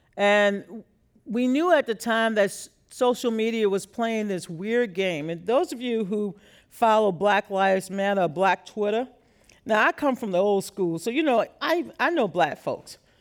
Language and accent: English; Louisiana, United States; I grew up in Louisiana